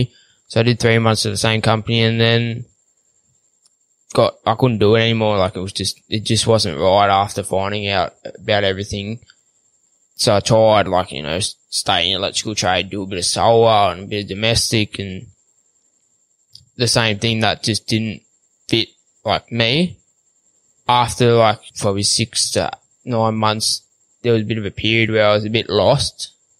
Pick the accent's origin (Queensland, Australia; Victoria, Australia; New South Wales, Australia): Victoria, Australia; So when I grew up, we grew up on 75 acres. We had probably a handful of cattle, just some Angus, you know, just your plain land Angus.